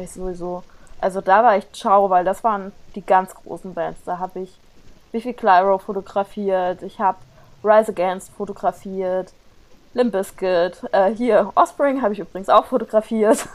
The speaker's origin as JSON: {"language": "German", "area": "near Giessen", "region": "Hesse", "country": "Germany", "tie": "born or raised there", "moved": "yes", "lives_now": "Mainz, Germany", "said": "ich bin in der Nähe von Gießen geboren"}